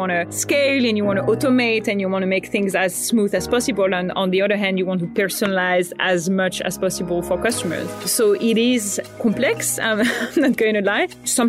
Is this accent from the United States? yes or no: no; Morocco; moved away as an adult; also born or lived in Paris, France; now in Australia; I grew up in Morocco and then I studied in France